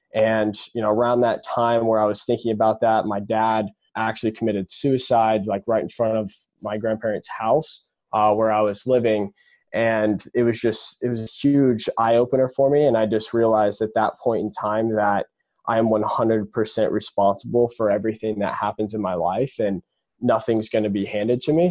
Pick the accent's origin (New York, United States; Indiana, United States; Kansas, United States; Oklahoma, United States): Indiana, United States; Indianapolis; I was born and raised in Indianapolis, Indiana